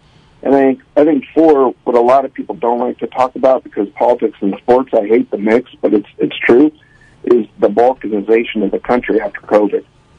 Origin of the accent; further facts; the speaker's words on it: Bay Area, California, United States; moved away as an adult; now in Las Vegas, United States; I grew up in the Bay Area.